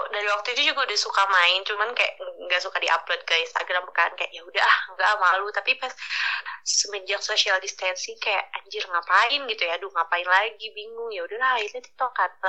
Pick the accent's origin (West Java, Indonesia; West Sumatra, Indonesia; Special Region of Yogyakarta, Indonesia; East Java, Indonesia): West Java, Indonesia; Garut; enggak aku asli lahir dari Garut